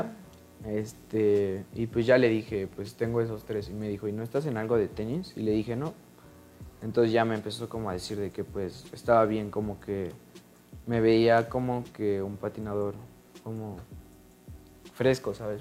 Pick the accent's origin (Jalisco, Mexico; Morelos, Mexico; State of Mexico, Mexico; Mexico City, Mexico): Mexico City, Mexico; soy de la ciudad